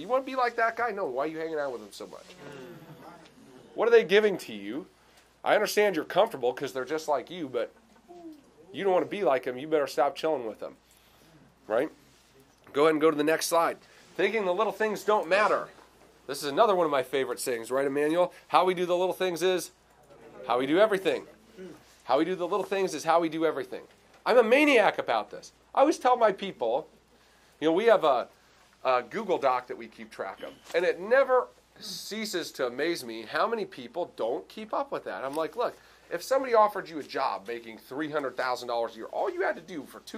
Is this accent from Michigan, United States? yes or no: yes; Clarkston, Michigan, United States; DTE in my hometown. It's like 5 minutes away